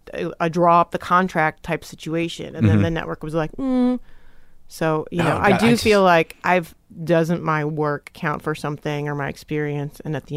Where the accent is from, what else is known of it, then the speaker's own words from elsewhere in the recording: Trenton, Michigan, United States; Trenton, Michigan.